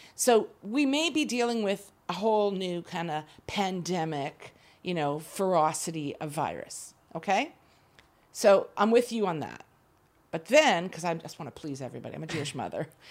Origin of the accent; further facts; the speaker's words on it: Canada; moved away as an adult; now in Israel; I grew up in Canada. I lived there most of my life